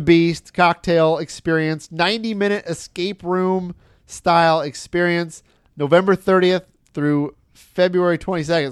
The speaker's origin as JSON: {"language": "English", "region": "Michigan", "country": "United States", "tie": "born or raised there", "said": "where I grew up in Michigan"}